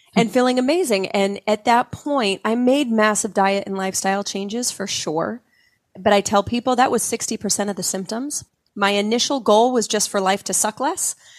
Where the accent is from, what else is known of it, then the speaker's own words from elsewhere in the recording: Utah, United States; I grew up in Utah, very, you know, culturally Mormon